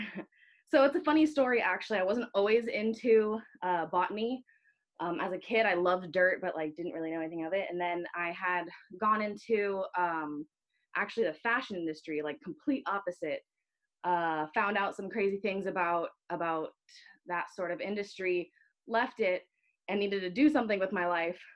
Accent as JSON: {"language": "English", "region": "Northern Virginia", "country": "United States", "tie": "born or raised there", "moved": "yes", "lives_now": "California, United States", "said": "My family we lived close. We were in Northern Virginia, so we were close enough to Maryland and DC."}